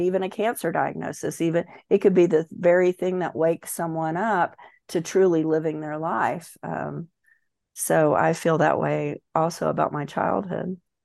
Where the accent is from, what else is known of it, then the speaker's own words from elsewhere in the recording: Central Florida, United States; moved away; that small town in Central Florida. I'm from the South, grew up very much in the Bible